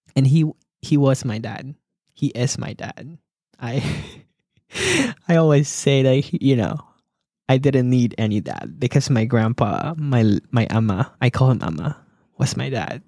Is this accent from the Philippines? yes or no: yes; Philippines; I was born in the Philippines and I was raised by a single mother